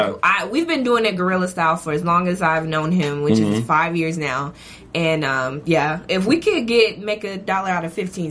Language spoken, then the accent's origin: English; Abbeville, South Carolina, United States; also born or lived in Greenwood, South Carolina; I was born in Greenwood, and then my family like migrated to Abbeville, which is the boondocks.